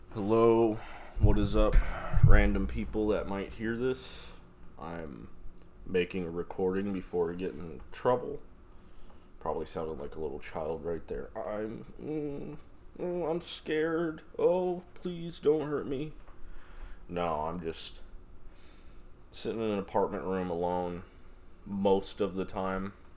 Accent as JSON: {"language": "English", "town": "Las Vegas", "region": "Nevada", "country": "United States", "moved": "yes", "said": "I'm from Nevada. I'm from Vegas"}